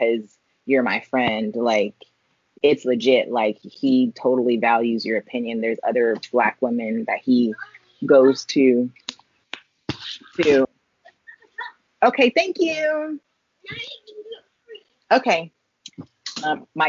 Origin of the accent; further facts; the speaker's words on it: California, United States; I grew up in California where there was everybody